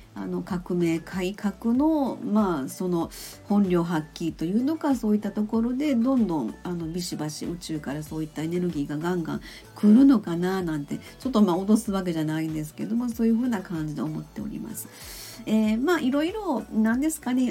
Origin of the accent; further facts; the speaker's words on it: Kansai, Japan; accent: Kansai-ben; now in Nagoya, Japan; 普通に自分の関西弁炸裂みたいな感じで、あの、関西のおばちゃんスタイルでやっとりますけれどもね